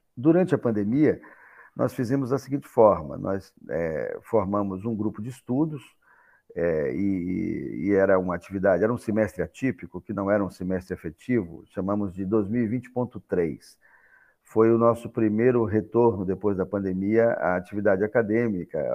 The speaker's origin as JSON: {"language": "Portuguese", "country": "Brazil", "said": "nos pensarmos como brasileiros"}